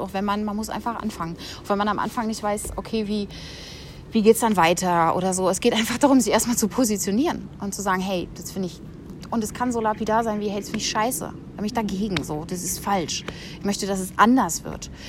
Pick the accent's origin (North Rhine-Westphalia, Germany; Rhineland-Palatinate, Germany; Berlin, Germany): Berlin, Germany; first language German; Ich, ich bin ja Berlinerin, bin ja aufgewachsen, habe dann hier habe dann hier an der UDK angefangen